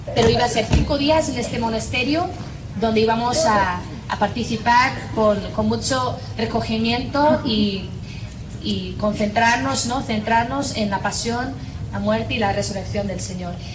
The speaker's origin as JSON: {"language": "Spanish", "region": "Northern Ireland", "country": "United Kingdom", "also_born_or_lived": "Spain / United States / Ecuador", "accent": "Irish", "first_language": "English", "second_language": "Spanish", "moved": "as an adult", "said": "soy de Irlanda del Norte"}